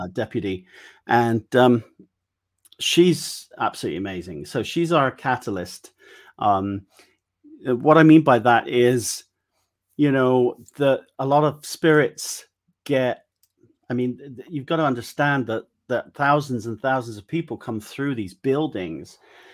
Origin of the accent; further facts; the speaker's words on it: Wiltshire, South West England, United Kingdom; where are you from? And I'm like, Wiltshire